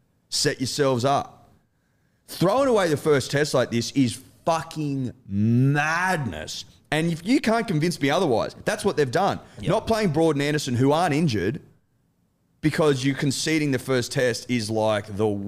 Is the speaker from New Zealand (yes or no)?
yes; New Zealand; I'm also a Kiwi, so relax.